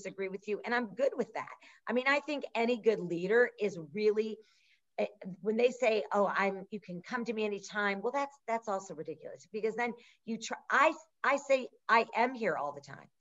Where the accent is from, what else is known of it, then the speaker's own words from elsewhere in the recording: Midwest, United States; we grew up in the Midwest